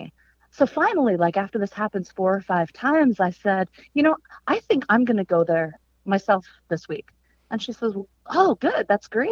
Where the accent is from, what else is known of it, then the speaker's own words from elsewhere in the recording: outside of Philadelphia, Pennsylvania, United States; moved away as an adult; now in Norfolk, United States; I'm from outside of Philly